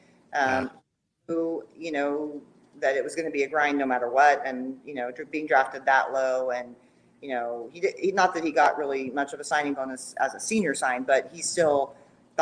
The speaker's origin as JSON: {"language": "English", "town": "Fresno", "region": "California", "country": "United States", "tie": "born or raised there", "said": "I am a native Californian. I was born and raised in Fresno, which is in the Central Valley."}